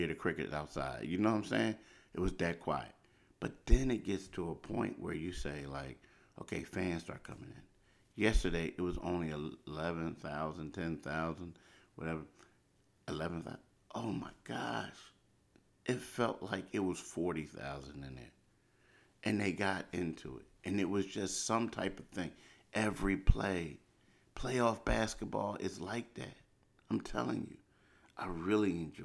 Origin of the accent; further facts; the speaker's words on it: Philadelphia, Pennsylvania, United States; I grew up in Philly